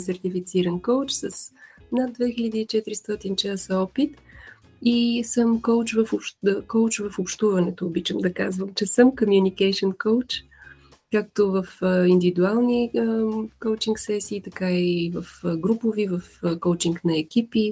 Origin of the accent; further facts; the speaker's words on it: Vidin, Vidin Province, Bulgaria; also born or lived in Veliko Tarnovo, Bulgaria; now in Sofia, Bulgaria; съм родом от Видин